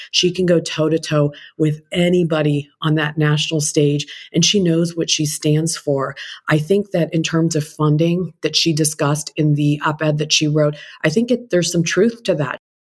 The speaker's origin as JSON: {"language": "English", "country": "India", "moved": "yes", "lives_now": "United States", "said": "I'm an Indian immigrant"}